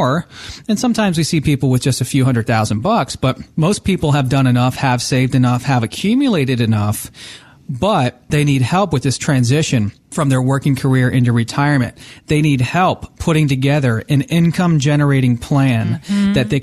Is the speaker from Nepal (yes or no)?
no; New Jersey, United States; moved away; I was born in New Jersey, and I have a lot of family that still lives in New Jersey, in northern New Jersey